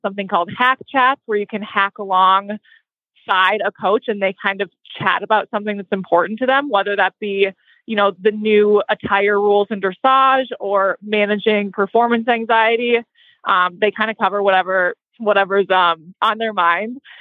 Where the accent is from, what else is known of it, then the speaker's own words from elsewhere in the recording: Minnesota, United States; moved away; also born or lived in Ocala, Florida; we grew up in Minnesota riding horses, but from a non equestrian family